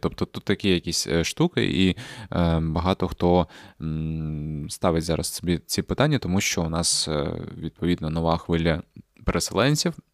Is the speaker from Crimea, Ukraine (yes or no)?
yes; Crimea, Ukraine; moved away; Я після того, як переїхав із Криму, взагалі я з Криму їхав